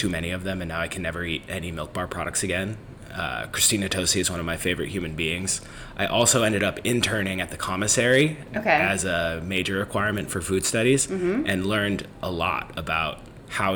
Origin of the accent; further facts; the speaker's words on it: Northern California, United States; moved away; I grew up in Northern California